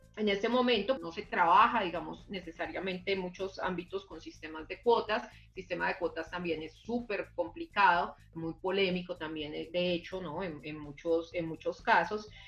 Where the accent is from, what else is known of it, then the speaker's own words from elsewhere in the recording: Colombia; como colombianos